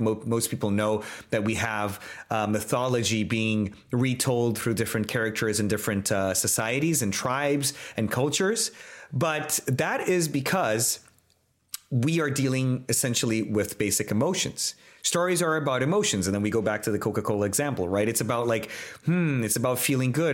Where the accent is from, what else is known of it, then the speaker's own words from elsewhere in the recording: Brazil; I'm Brazilian. I come from Latin America